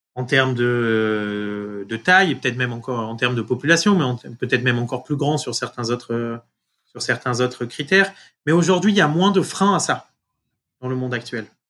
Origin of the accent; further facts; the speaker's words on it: France; moved away as an adult; also born or lived in Marseille; now in United States; être français euh, euh, aujourd'hui aux États-Unis